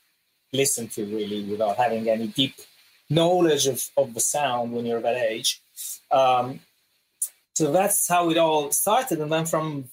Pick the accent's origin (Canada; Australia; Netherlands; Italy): Italy; northern Italy; also born or lived in Los Angeles, United States / London, United Kingdom; in the north, we have kind of sort of like almost Austrian food.